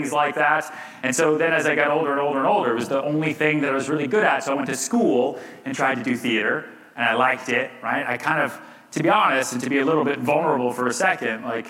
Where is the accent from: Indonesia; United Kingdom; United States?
United States; outside Boston, Massachusetts; also born or lived in Texas; now in New York City, United States; I grew up a little bit outside Boston